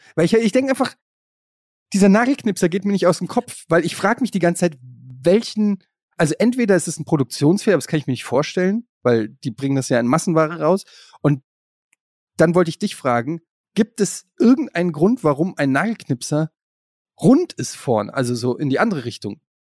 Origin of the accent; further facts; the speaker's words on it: Germany; ich komme ja aus der Ecke, also Kaiserslautern ist nicht weit von Frankfurt